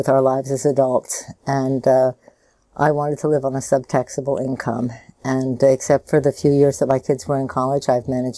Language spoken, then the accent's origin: English; Washington, District of Columbia, United States; moved away as an adult; now in Oregon, United States; I'm from Washington, D.C.